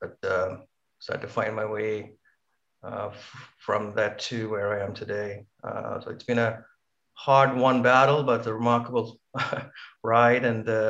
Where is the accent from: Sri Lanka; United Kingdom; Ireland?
Sri Lanka; Point Pedro, Northern Province; born or raised there; also born or lived in Colombo, Sri Lanka; now in Canada